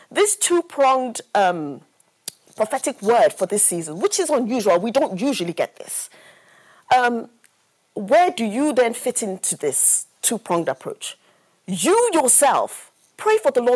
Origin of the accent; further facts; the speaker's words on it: Nigeria; I grew up in Nigeria